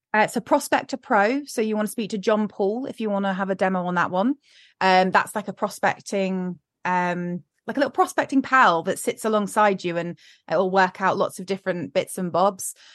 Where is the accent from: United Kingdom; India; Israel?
United Kingdom; we're incredibly British